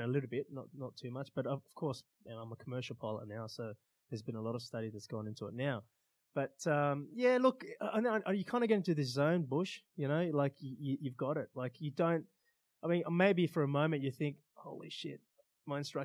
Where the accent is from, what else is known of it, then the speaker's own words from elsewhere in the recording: Australia; English is a second language; also born or lived in Iran / Rome, Italy; growing up in Australia